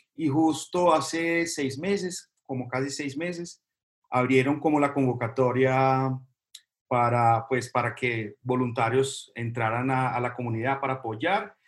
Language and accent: Spanish; Brazil; now in Colombia; yo soy brasileño